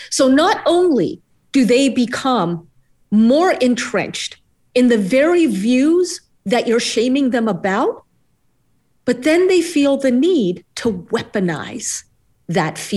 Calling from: New York City, New York, United States; here in the United States, uh, I'm joining you from New York City

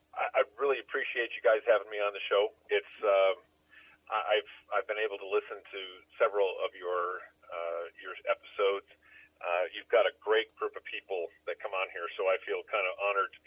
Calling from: Casper, Wyoming, United States; also born or lived in Minnesota; I'm calling out of central Wyoming, a little town called Casper.

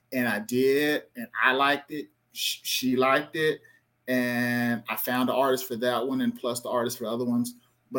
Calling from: Austin, Texas, United States; What's your location? Austin, Texas.

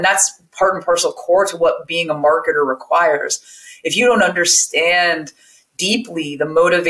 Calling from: California, United States; I am joining you from my living room with my plants behind me as they do in the window in just north of San Francisco in Marin County in California.

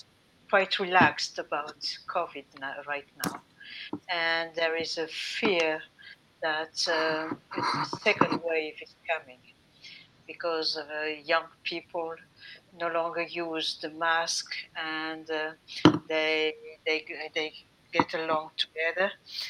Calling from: France; I'm calling from France. I'm now in the south of France, along the Mediterranean, and enjoying summertime and vacations.

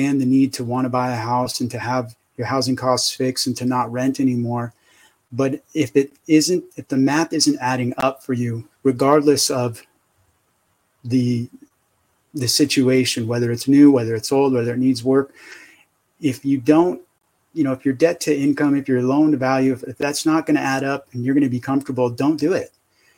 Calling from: San Diego, California, United States; San Diego.

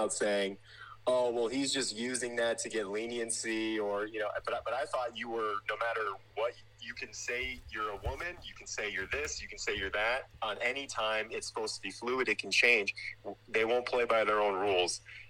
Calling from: California, United States; I'm calling from the People's Republic of California

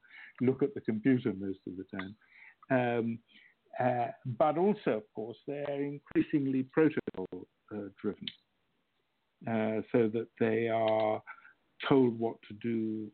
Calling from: France; I'm in France at the moment.

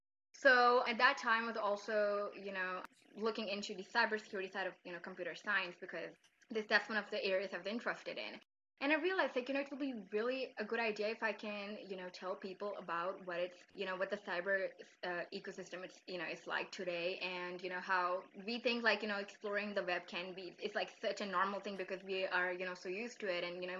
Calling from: Islamabad, Islamabad Capital Territory, Pakistan; I'm speaking from Islamabad, Pakistan.

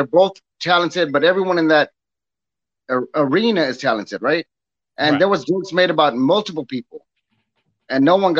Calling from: Temple, Texas, United States; I'm calling from Temple, Texas.

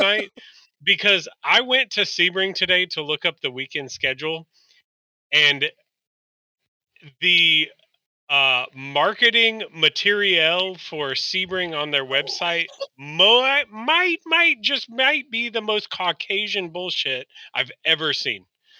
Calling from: Toronto, Ontario, Canada; Cool, I'm joining from Toronto.

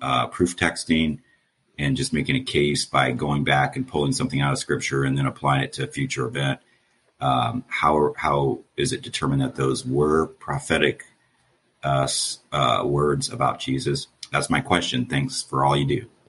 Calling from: Columbus, Ohio, United States; I'm calling from Columbus, Ohio

